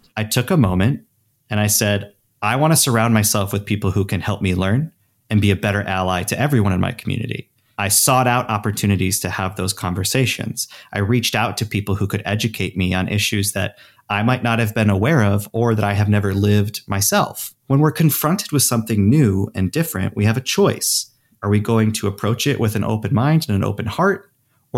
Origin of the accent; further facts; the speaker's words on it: Traverse City, Michigan, United States; moved away; my hometown in Traverse City, Michigan